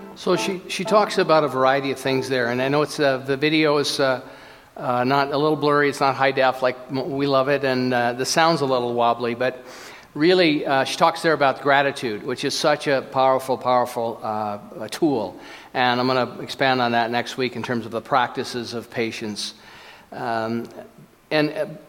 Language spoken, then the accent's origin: English; Minnesota, United States; I was born in Minnesota